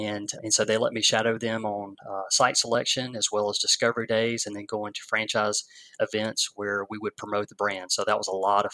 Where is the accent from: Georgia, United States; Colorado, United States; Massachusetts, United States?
Georgia, United States; Watkinsville; the same town that I grew up in Oconee County